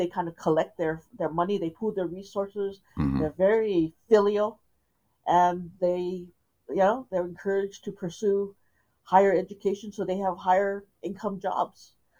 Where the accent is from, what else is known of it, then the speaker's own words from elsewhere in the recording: Southern California, United States; I live in Southern California. I grew up in Southern California, and the dominant population around here tends to be Latino.